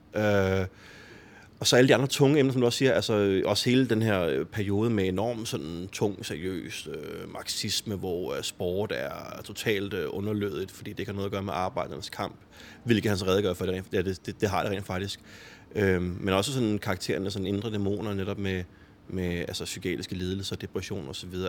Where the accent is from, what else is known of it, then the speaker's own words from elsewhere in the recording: Copenhagen, Capital Region of Denmark, Denmark; Jeg er jo også vokset op i urbanplanen og har også altid gået til fodbold i, i Fremad Amager